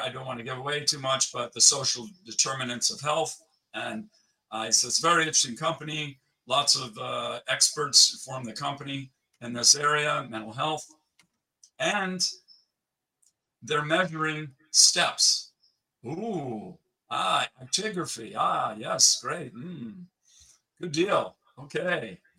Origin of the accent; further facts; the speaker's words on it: United States; moved away as an adult; also born or lived in Switzerland; I lived 15 years in Switzerland, but I'm still American.